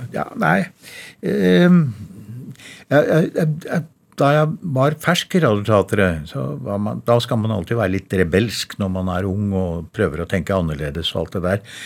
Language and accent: Norwegian; Verdal, Trøndelag, Norway; accent: Innherred dialect (Trøndelag); moved away; Jeg er jo fra Verdalen da, og snakker kav-Innherredsdialekt